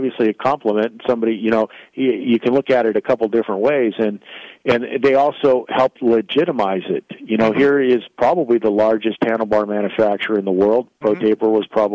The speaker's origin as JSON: {"language": "English", "town": "Valencia", "region": "California", "country": "United States", "tie": "born or raised there", "said": "I grew up in Valencia"}